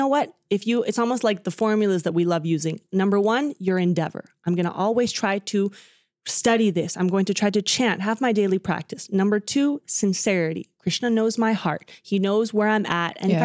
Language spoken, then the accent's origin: English; Dallas, Texas, United States; first language Spanish; I was born in Dallas, Texas, even though my parents are both from Argentina.